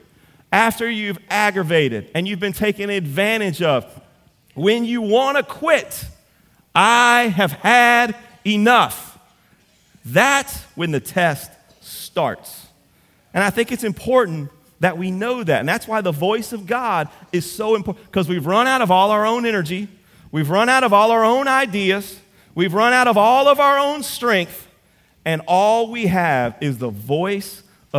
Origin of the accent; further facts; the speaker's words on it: Central, Louisiana, United States; I'm from Central.